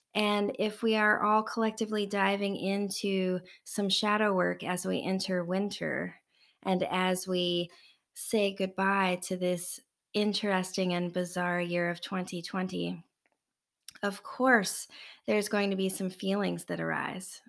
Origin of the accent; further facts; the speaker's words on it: United States; We, as an American culture in the United States